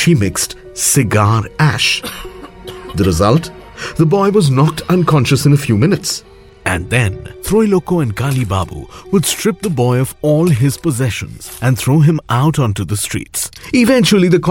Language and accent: English; Kolkata, West Bengal, India; my hometown